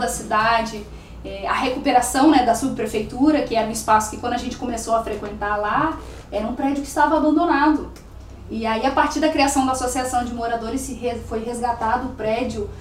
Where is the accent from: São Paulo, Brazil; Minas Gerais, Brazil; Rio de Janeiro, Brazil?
Rio de Janeiro, Brazil; now in Santana do Livramento, Brazil; eu sou do Rio de Janeiro